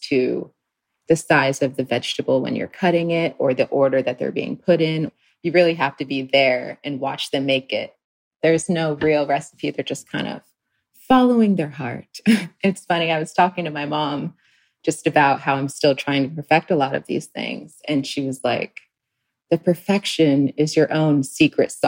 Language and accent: English; U.S. Virgin Islands; moved away; I grew up in St. Croix, the Virgin Islands.